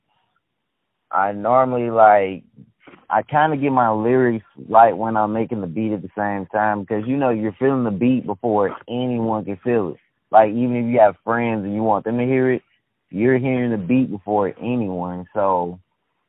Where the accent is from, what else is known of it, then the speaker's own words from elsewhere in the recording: Selma, Alabama, United States; moved away as an adult; I'm from Selma, Alabama. I've been all my life. Just recently moved.